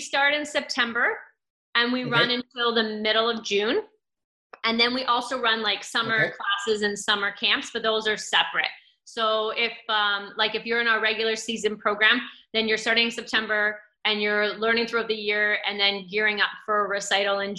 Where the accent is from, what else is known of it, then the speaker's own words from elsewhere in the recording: Cambridge, Ontario, Canada; I grew up in Cambridge.